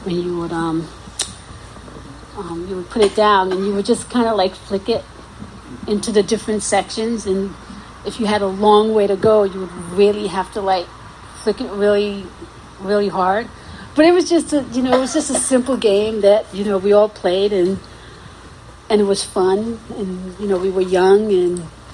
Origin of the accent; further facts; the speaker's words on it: New York City, New York, United States; also born or lived in Guyana; growing up in South Jamaica